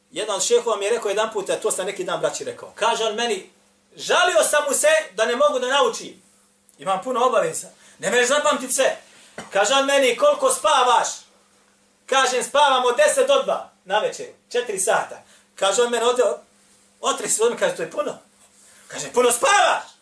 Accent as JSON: {"language": "Croatian", "country": "Bosnia & Herzegovina"}